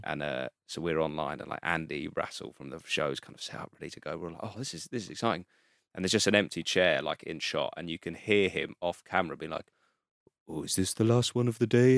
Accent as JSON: {"language": "English", "town": "Guildford", "region": "South East England", "country": "United Kingdom", "also_born_or_lived": "Brixton, London", "moved": "as an adult", "lives_now": "London, United Kingdom", "said": "Guildford, like, Surrey direction"}